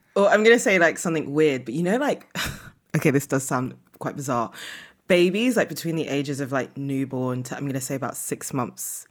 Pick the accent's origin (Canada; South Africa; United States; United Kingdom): United Kingdom; moved away as an adult; also born or lived in Nigeria (ancestry); now in Lisbon, Portugal; I'm British. I managed to, like, move to Europe post-Brexit